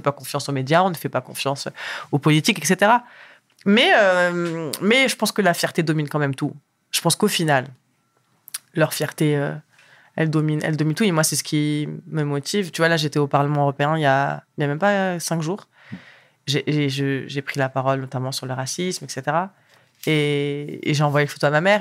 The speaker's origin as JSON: {"language": "French", "country": "France", "tie": "born or raised there", "also_born_or_lived": "Morocco", "said": "Je suis née au Maroc, je suis arrivée en France à l'âge de 3 ans"}